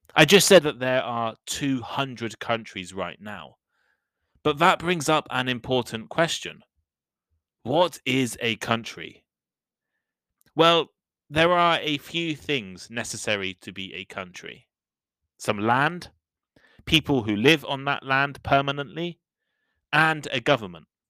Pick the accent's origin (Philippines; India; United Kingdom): United Kingdom; I'm British